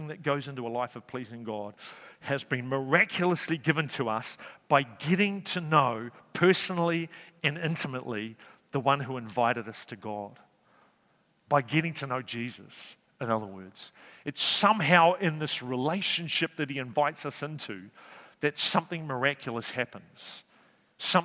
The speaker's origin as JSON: {"language": "English", "town": "Napier", "region": "Hawke's Bay", "country": "New Zealand", "tie": "born or raised there", "also_born_or_lived": "Wellington", "moved": "yes", "lives_now": "Cambridge, New Zealand", "said": "I was brought up in Hawke's Bay, born in Napier"}